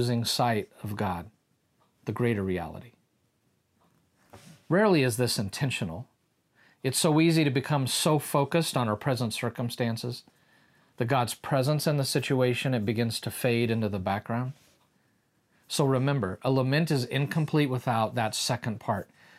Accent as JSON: {"language": "English", "region": "Kansas", "country": "United States", "said": "we're from Kansas"}